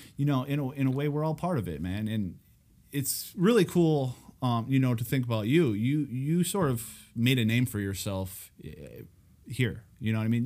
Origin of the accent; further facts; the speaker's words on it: Escanaba, Michigan, United States; my hometown